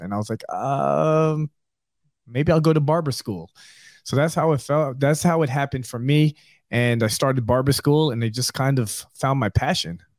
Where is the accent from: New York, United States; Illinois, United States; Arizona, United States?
New York, United States; moved away as an adult; now in Southwest Florida, United States; I'm originally from New York